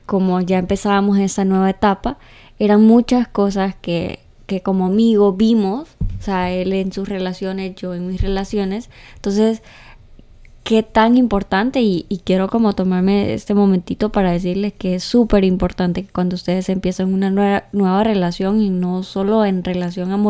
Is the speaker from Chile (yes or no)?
no; Santa Bárbara, Honduras; Soy de Santa Bárbara.